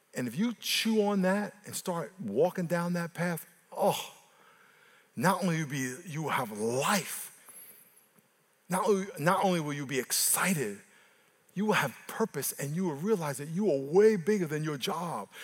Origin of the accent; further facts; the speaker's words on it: New York, United States; moved away; I'm from New York